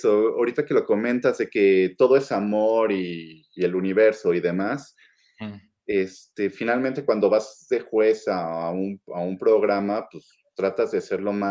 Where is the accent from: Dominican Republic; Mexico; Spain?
Mexico; siendo mexicano